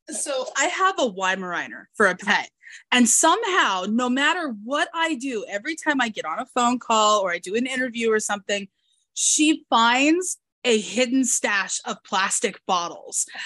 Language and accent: English; Kentucky, United States; accent: thick Kentucky Southern; I grew up in uh, the Midwest and the southern states in the United States and I fight my natural accent a lot. My natural accent is that that thick Kentucky, you know, Southern accent, and I fight it so much because I hate it.